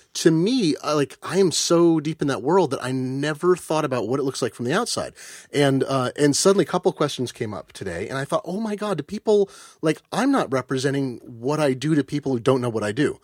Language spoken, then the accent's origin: English; Eugene, Oregon, United States; I grew up in Eugene, Oregon, home of the superannuated hippie